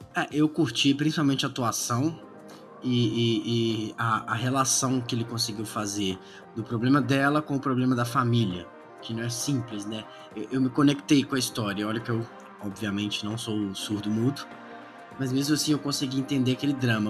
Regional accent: Belo Horizonte, Minas Gerais, Brazil; Eu sou de Belo Horizonte

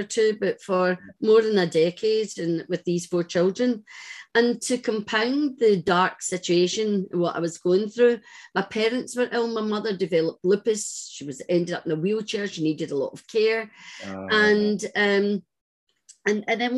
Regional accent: Glasgow, Scotland, United Kingdom; I was brought up in Glasgow

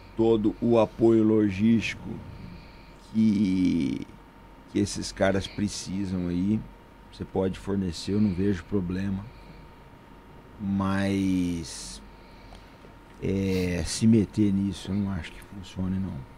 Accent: Brazil; como brasileiro

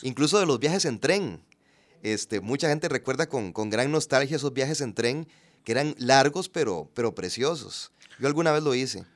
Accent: Puntarenas, Costa Rica; also born or lived in San José, Costa Rica; yo nací en San José, pero ya a los pocos días me, me fui a Punta Arenas y, y ahí ahí me, crié, ahí hice la escuela, el colegio.

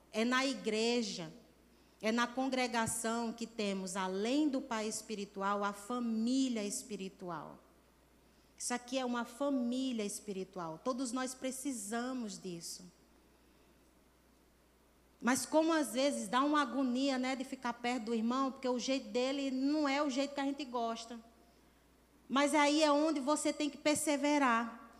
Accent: Natal, Rio Grande do Norte, Brazil; moved away; principalmente lá em São Carlos, que foi a minha primeira cidade que eu saí de Natal e fui para São, São Carlos, em São Paulo

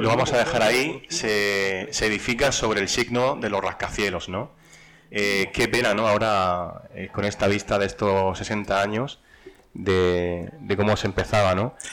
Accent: Region of Murcia, Spain; como murcianos eh, que toca muy cerca la región de Murcia

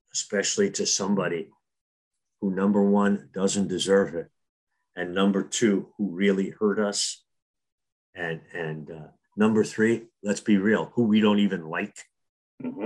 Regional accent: Newark, New Jersey, United States; when I was a young kid growing up in Newark, New Jersey

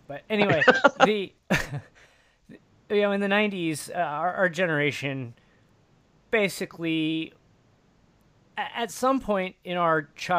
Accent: Indiana, United States; I'm from Indiana

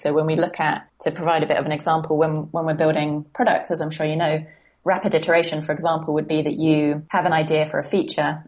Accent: Guildford, South East England, United Kingdom; also born or lived in San Francisco / London; I'm actually in a town slightly south of London called Guildford. And um, yeah, this is kind of where I was born and raised

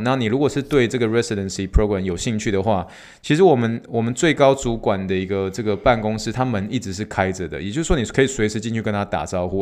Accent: Taiwan; moved away; 我是来自台湾的

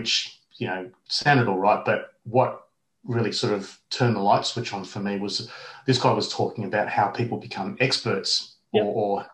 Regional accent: Perth, Western Australia, Australia; I was born in Perth and I grew up in Perth

